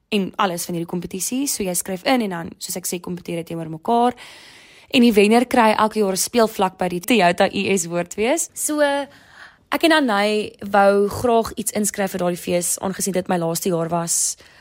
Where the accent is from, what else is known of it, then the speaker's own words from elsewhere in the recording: Durbanville, Western Cape, South Africa; also born or lived in Stellenbosch; Ek is 24 jaar oud en ek kom van Durbanville af